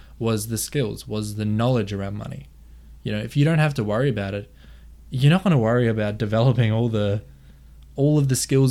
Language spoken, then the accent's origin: English; Queensland, Australia; I was born in Australia. I grew up, you know, in the suburbs in Queensland.